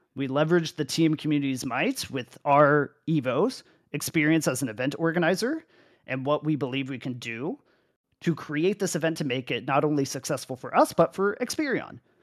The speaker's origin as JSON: {"language": "English", "country": "United States", "also_born_or_lived": "Arizona", "moved": "as an adult", "said": "I come from North America"}